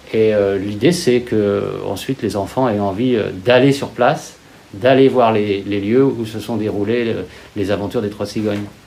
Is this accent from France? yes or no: yes; Lyon, Auvergne-Rhône-Alpes, France; je suis lyonnais euh, d'origine, je suis né à Lyon